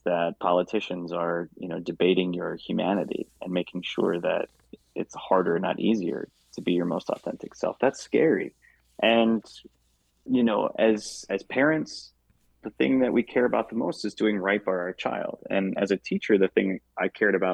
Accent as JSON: {"language": "English", "town": "Traverse City", "region": "Michigan", "country": "United States", "tie": "born or raised there", "moved": "as an adult", "said": "I love seeing my hometown progress"}